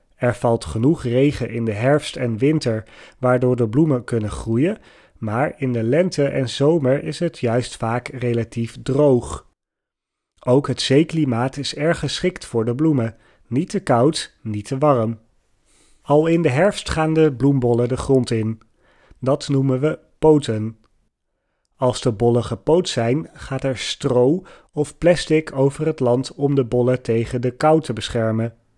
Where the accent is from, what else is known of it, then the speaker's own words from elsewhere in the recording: Netherlands; voor mij als Nederlander